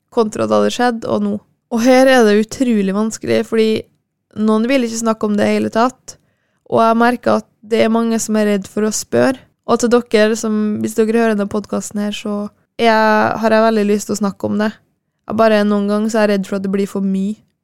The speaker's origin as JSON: {"language": "Norwegian", "town": "Kristiansund", "region": "Møre og Romsdal", "country": "Norway", "tie": "born or raised there", "said": "ble jeg nå boende hjemme i Kristiansund"}